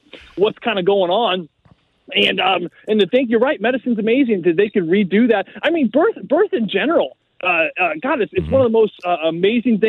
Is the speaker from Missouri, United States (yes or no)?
yes; St. Louis, Missouri, United States; St. Louis